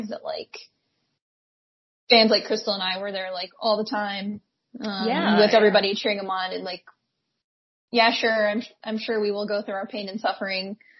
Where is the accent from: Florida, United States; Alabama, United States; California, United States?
Alabama, United States; I grew up in Alabama